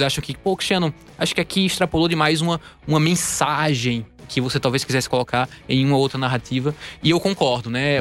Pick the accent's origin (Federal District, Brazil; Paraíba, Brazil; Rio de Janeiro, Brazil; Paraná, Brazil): Paraíba, Brazil; Campina Grande; moved away as an adult; also born or lived in Recife, Brazil; now in São Paulo, Brazil; eu sou da, da Paraíba, né? Eu nasci em Campina Grande, na Paraíba, e estudei no Recife, morei muitos anos lá também